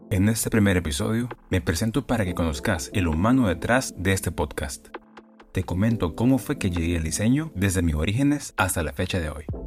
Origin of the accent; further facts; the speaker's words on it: San Pedro Sula, Cortés, Honduras; moved away; also born or lived in Tegucigalpa; Nací en San Pedro Sula